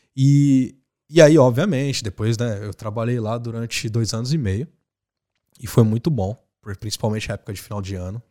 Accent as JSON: {"language": "Portuguese", "town": "Osasco", "region": "São Paulo", "country": "Brazil", "tie": "born or raised there", "moved": "as an adult", "said": "Osasco foi onde eu cresci, comendo cachorro quente e brincando com os pombos"}